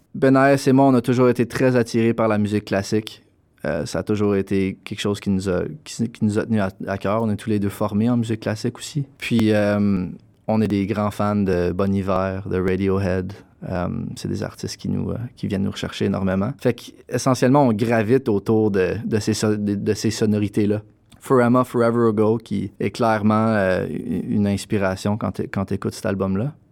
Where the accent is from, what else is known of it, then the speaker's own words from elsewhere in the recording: Gatineau, Quebec, Canada; moved away as an adult; now in Toronto, Canada; je viens de Gatineau, Québec, mais j'habite à Toronto depuis 2013